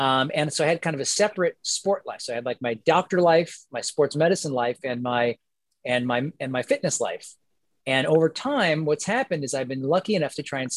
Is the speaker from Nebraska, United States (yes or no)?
no; Kansas City, Missouri, United States; I was born in Kansas City, Missouri.